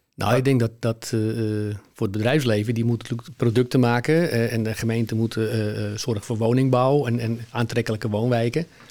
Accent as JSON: {"language": "Dutch", "town": "Heemskerk", "region": "North Holland", "country": "Netherlands", "tie": "born or raised there", "lives_now": "Alkmaar, Netherlands", "said": "Ik ben, eh, eh, geboren en opgegroeid in Heemskerk"}